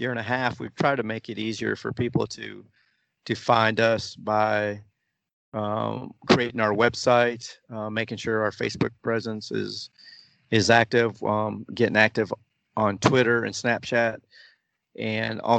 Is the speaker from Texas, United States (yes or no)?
yes; Austin, Texas, United States; When you go to visit other supporters clubs and you say I'm from Austin, you know you're welcome with open arms